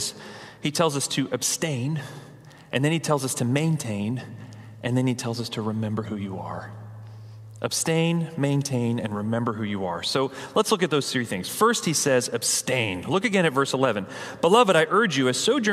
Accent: New England, United States; moved away; We're from New England.

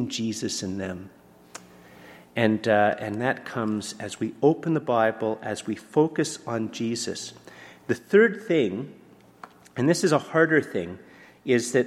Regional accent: Canada; I'm very Canadian

